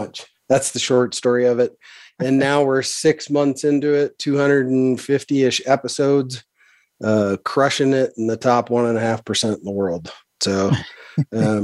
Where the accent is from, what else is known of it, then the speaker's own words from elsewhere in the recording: Montana, United States; I'm a Montana kid. I grew up in Montana on a farm